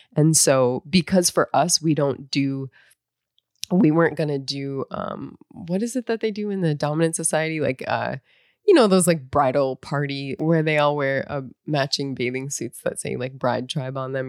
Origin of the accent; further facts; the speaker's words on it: North Dakota, United States; moved away as an adult; I grew up in North Dakota